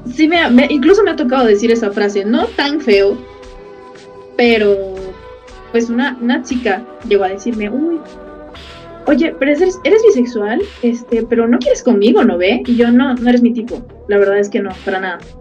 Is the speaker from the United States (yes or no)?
no; Bolivia; yo soy de Bolivia